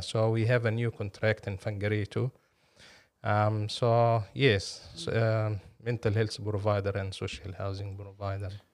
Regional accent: Cairo, Cairo Governorate, Egypt; moved away as an adult; also born or lived in Napier, New Zealand / Palmerston North, New Zealand; now in Auckland, New Zealand; I'm originally from Egypt, uh, born and raised in Cairo.

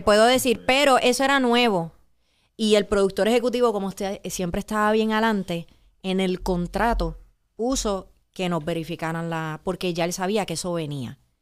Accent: Puerto Rico

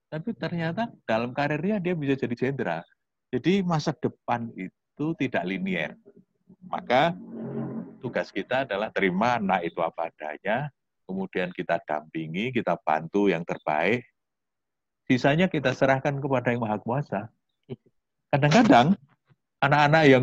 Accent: Yogyakarta, Special Region of Yogyakarta, Indonesia; apalagi saya orang Jogja orang Jawa gitu ya

